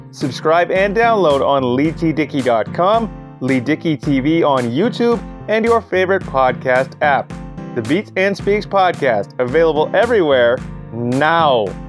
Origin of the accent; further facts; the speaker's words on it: Toronto, Ontario, Canada; Toronto, Canada, my hometown